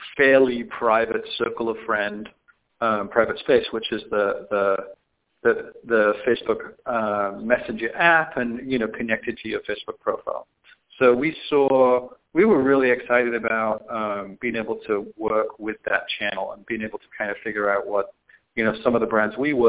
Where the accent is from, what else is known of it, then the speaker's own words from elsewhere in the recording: the north of England, United Kingdom; moved away as an adult; now in San Francisco, United States; I'm originally from Northern England, but I moved to like Silicon Valley, San Francisco in the mid-90s